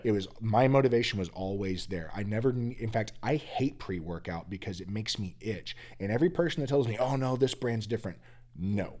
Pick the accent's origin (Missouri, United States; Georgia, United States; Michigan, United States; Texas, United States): Texas, United States; Growing up in Texas